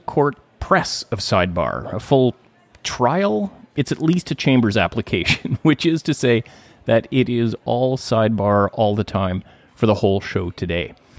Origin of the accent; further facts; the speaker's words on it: Gibsons, British Columbia, Canada; I've just joined recently a little pipe band here in my hometown of Gibson's